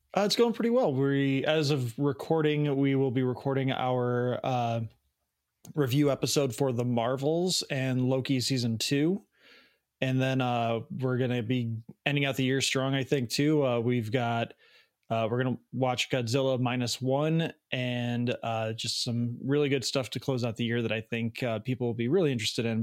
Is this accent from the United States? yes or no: yes; Chicago, Illinois, United States; I grew up in the Chicagoland area in the 90s